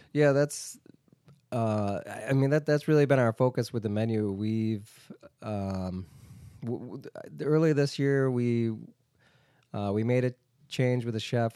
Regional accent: Rochester, New York, United States; I was uh, brought up in Rochester. Uh, I grew up in Iroquois

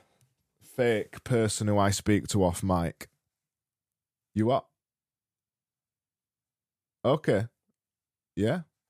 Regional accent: United Kingdom; me being British

